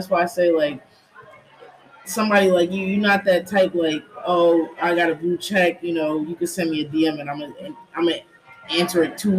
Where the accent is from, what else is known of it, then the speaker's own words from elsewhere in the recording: East Coast, United States; also born or lived in Las Vegas, Nevada; but it's like we're from the East Coast, so we're gonna always want that home